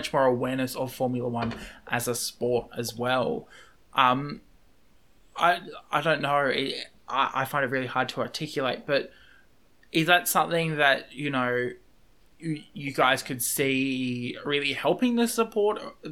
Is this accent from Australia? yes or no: yes; Australia; I'm an Australian